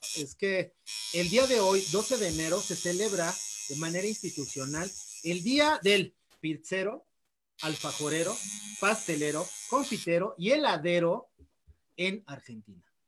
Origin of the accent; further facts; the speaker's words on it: Mexico; soy el primer mexicano